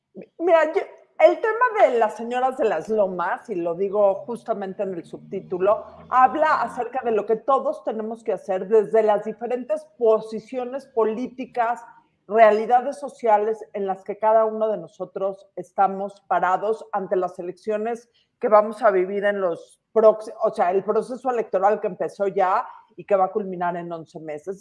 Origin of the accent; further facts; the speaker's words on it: Mexico; como mexicanos